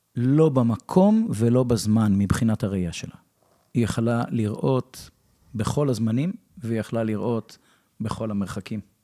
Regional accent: Revivim, Southern District, Israel; also born or lived in United States; אני בן קיבוץ רביבים

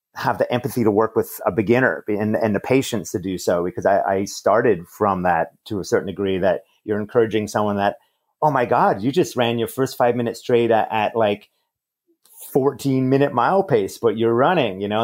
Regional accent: Montreal, Quebec, Canada; Growing up in Montreal, Canada

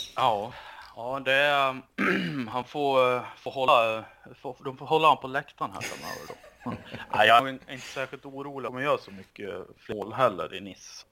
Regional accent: Sweden; som svensk

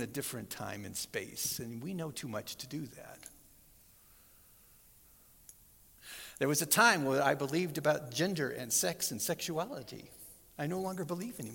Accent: Southern California, United States; I grew up in Southern California

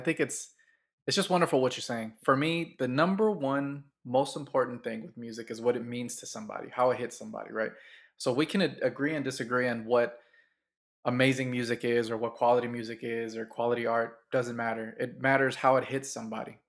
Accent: Oakland, California, United States; grew up in Oakland

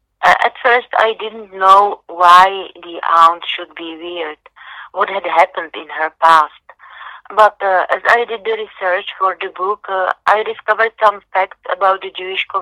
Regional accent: Czechia; born or raised there

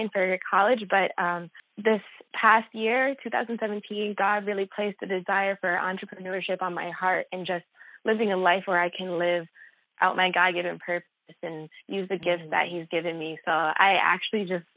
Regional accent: Rockland County, New York, United States; I'm from Rockland County, New York, which is less than an hour outside of New York City

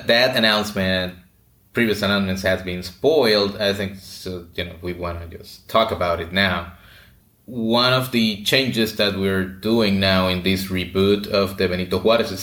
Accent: Puerto Rico; moved away as an adult; also born or lived in Connecticut; I grew up in Puerto Rico

